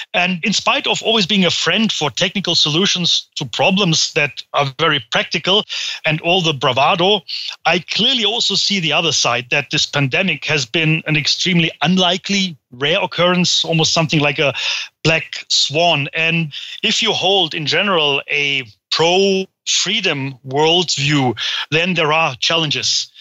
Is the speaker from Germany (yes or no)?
yes; Germany; I hail from Germany